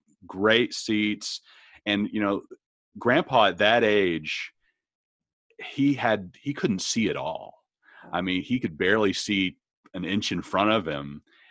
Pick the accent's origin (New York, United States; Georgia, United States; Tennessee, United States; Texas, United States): Texas, United States; Arlington; And, you know, it's in my hometown where I grew up, yeah. Arlington.